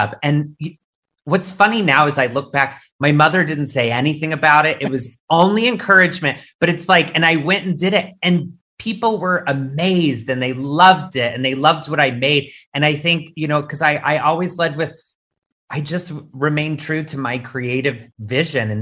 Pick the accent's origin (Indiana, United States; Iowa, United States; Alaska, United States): Indiana, United States; moved away; also born or lived in New York; a young queer kid in Indiana